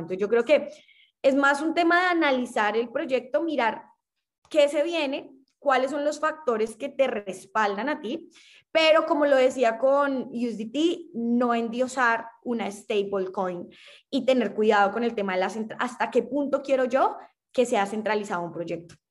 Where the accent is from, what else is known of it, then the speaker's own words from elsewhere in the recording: Colombia; siendo colombiana